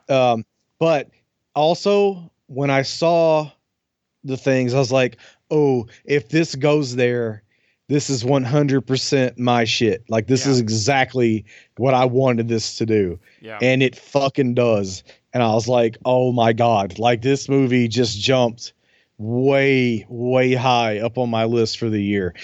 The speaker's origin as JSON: {"language": "English", "region": "the South", "country": "United States", "said": "I'm from the South"}